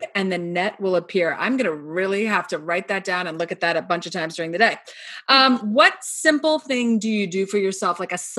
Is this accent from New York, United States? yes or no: yes; Scarsdale, New York, United States; I grew up in Scarsdale.